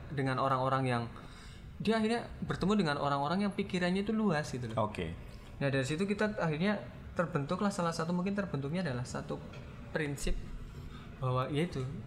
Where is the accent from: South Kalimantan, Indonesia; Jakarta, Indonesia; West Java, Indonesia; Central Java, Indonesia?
Central Java, Indonesia; Cilacap; jadi desa saya apa Cilacap itu punya jargon